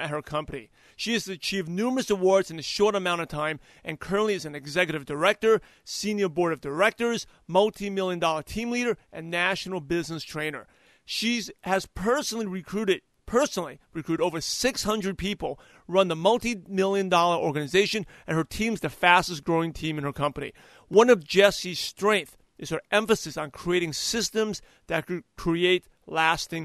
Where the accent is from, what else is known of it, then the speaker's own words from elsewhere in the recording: New York, United States; now in Los Angeles, United States; I'm originally from New York